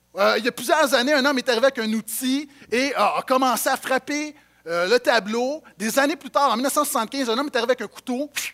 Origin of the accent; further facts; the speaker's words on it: Montreal, Quebec, Canada; j'ai grandi à Montréal